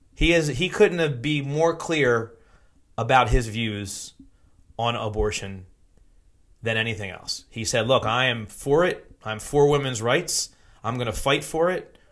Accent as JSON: {"language": "English", "area": "Philadelphia suburbs", "region": "Pennsylvania", "country": "United States", "said": "I'm from the Philly burbs."}